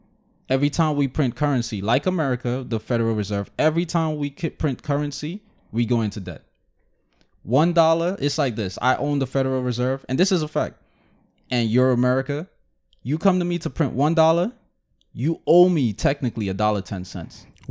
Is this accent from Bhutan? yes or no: no; Jamaica; So now, as a Jamaican, you're looking at it as like it's our Jamaicans that's fucking it up.